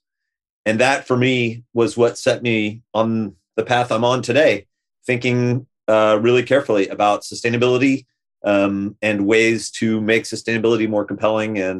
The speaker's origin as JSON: {"language": "English", "region": "west coast of Florida", "country": "United States", "tie": "born or raised there", "also_born_or_lived": "Boston, Massachusetts, United States", "moved": "as an adult", "lives_now": "Santa Cruz, United States", "said": "I was born in Boston. My parents met in Boston. My dad grew up in Boston. We lived there for 3 or 4 years before ultimately my parents moved to the west coast of Florida"}